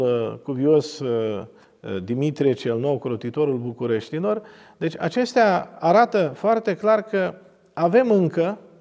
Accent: Romania; Din România

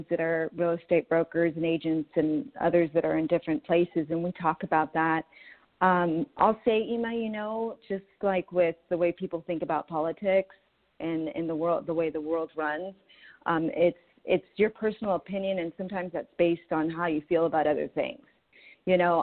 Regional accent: San Diego, California, United States; now in Orange County, United States; I grew up in San Diego, so I know it really, really well

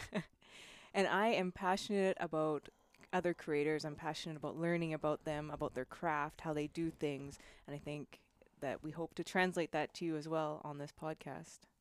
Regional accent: Canada; also born or lived in Spain / Italy / Germany; now in California, United States; born and raised in Canada and moved to Spain.

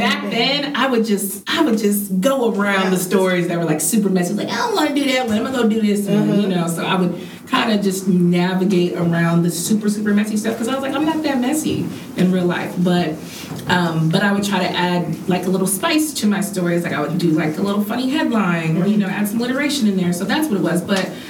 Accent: Marietta, Georgia, United States; I'm from Marietta.

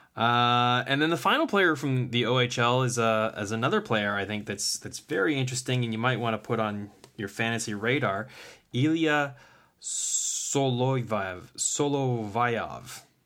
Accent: Kingston, Ontario, Canada; he's playing in my hometown now

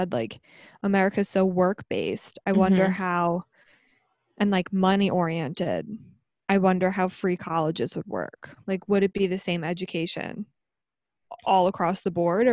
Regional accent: United States; we're American

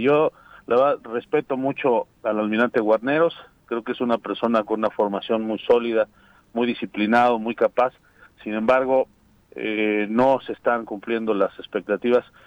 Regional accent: Morelos, Mexico; somos de aquí de Morelos, aquí están nuestros hijos, aquí vamos a seguir viviendo

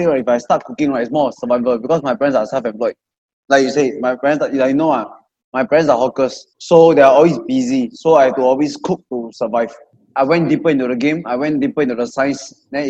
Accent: Malaysia; now in Singapore; Because I grew up in Malaysia

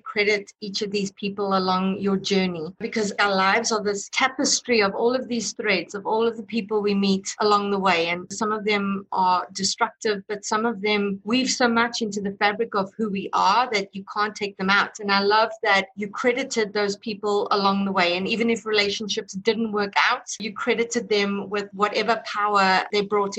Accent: South Africa; my own work kind of deals with my inherent racism because I grew up in South Africa during apartheid and was taught racism.

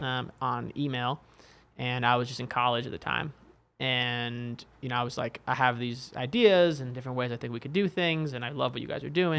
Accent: New York City, New York, United States; now in Bay Area, United States; I actually grew up in New York City

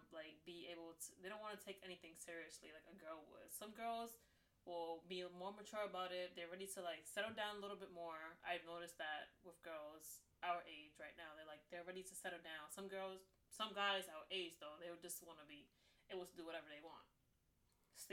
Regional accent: New York City, New York, United States; I'm straight up from New York City

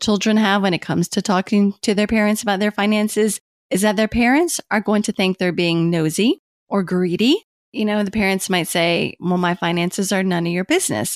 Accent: Kentucky, United States; moved away as an adult; also born or lived in Washington, D.C.; I had moved back to Kentucky, which is my home state, from Washington, D C

